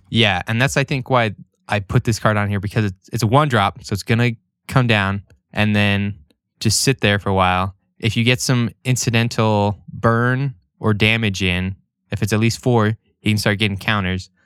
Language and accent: English; Idaho Falls, Idaho, United States; where we grew up in Idaho Falls.